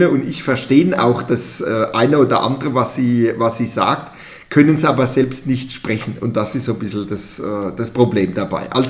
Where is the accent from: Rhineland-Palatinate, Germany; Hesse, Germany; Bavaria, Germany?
Rhineland-Palatinate, Germany; Pirmasens; Pirmasens ist meine Heimatstadt, ich bin hier zur Schule gegangen, habe hier mein Abitur gemacht ähm, und bin nach meinem Jurastudium und der Referendarzeit zurückgekommen zur Stadtverwaltung